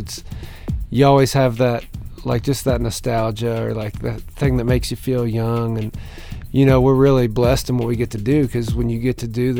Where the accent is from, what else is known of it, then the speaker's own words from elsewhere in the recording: Pennsylvania, United States; growing up in Pennsylvania